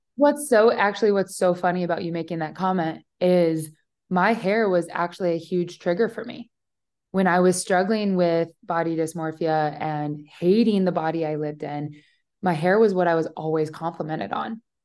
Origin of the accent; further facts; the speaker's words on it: Omaha, Nebraska, United States; moved away; also born or lived in Austin, Texas; I was living in Austin, Texas at the time. I'm from Omaha, Nebraska, so very big life shift there.